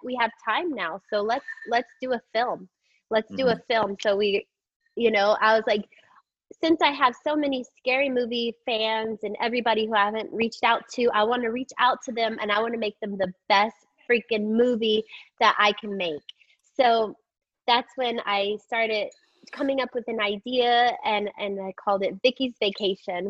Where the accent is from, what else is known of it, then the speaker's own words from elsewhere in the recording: Texas, United States; growing up in Texas